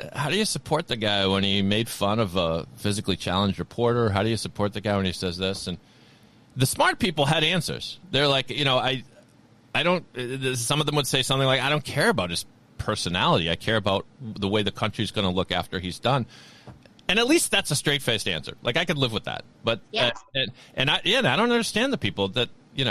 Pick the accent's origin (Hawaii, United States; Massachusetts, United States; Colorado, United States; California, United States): Massachusetts, United States; I'm from Massachusetts